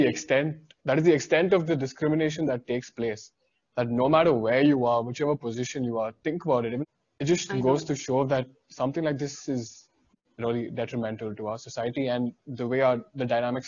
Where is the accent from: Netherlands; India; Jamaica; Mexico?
India